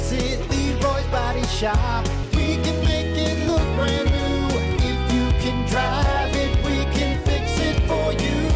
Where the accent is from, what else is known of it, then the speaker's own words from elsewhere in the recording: Canada; I'm a Canadian, a eh?